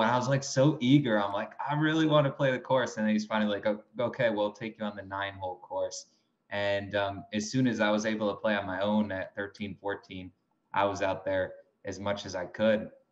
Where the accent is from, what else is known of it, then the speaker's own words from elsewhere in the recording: Binghamton, New York, United States; also born or lived in Palm Beach, Florida / Greenwich, Connecticut; I'm from Binghamton, New York